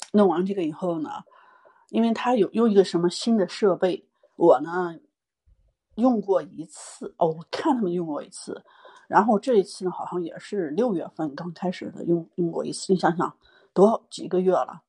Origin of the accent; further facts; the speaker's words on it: China; now in Nevada, United States; 我们中国人